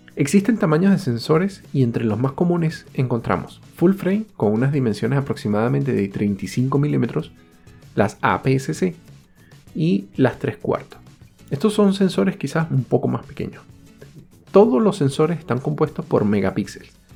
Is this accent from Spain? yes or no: no; Venezuela; moved away